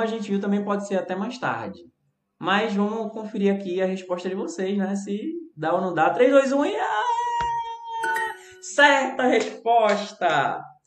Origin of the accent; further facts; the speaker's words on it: Brazil; sou brasileiro